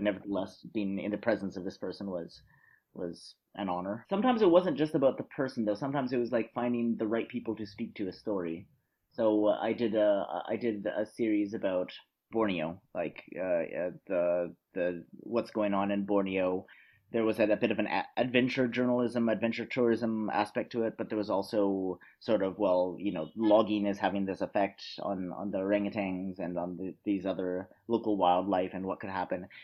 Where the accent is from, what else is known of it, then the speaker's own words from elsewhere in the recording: Canada; now in Vienna, Austria; I'm originally from Canada, but I live and work in Austria.